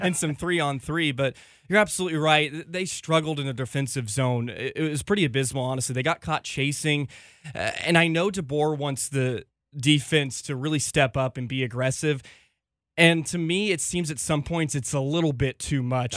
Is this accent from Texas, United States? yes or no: yes; Richardson, Texas, United States; also born or lived in St. Cloud, Minnesota; I was born and raised in Richardson, Texas